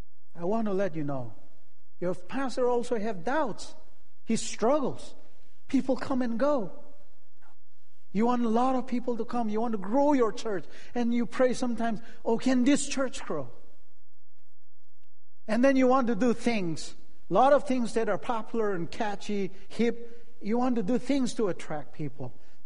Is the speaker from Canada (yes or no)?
no; Manipur, India; moved away; also born or lived in Chicago / Michigan / Santa Clara; I'm a Naga in Manipur, Nagaland.